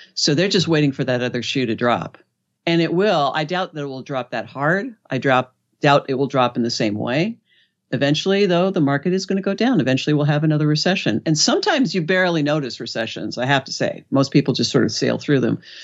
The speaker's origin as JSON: {"language": "English", "town": "Los Angeles", "region": "California", "country": "United States", "said": "I'm from Los Angeles"}